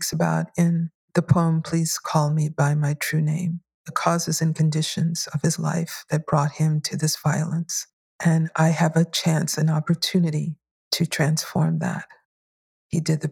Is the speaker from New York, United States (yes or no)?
yes; New York City, New York, United States; Not only did I grow up in New York, but I grew up in Bushwick, Brooklyn